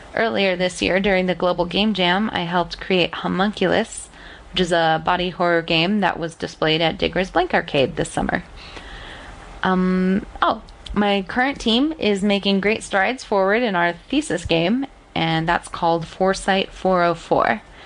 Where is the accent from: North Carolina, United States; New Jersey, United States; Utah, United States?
Utah, United States; Salt Lake City; I'm from Salt Lake City, Utah, in the United States